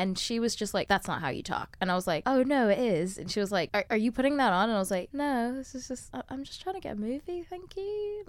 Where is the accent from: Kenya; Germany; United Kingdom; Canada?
United Kingdom; accent: British; Like you think that I'm going to be a certain way and then I come in with my British accent and I totally just kind of surprised you.